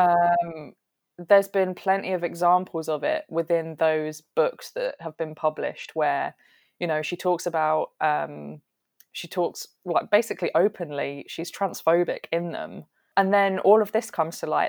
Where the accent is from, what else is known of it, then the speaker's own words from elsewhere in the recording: southern England, United Kingdom; we don't say any of this down south